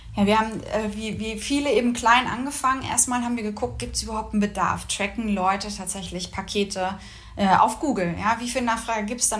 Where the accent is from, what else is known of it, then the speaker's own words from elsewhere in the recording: Mecklenburg-Vorpommern, Germany; moved away as an adult; also born or lived in Berlin / Singapore; Wir sind beide aus Norddeutschland, beide aus Mecklenburg-Vorpommern